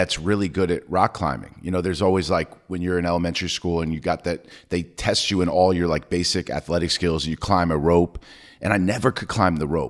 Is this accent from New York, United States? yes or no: yes; New York, United States; I grew up in New York